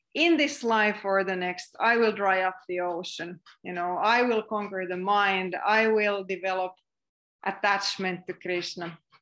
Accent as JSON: {"language": "English", "country": "Finland", "accent": "Finnish", "second_language": "English", "said": "my weird Finnish accent"}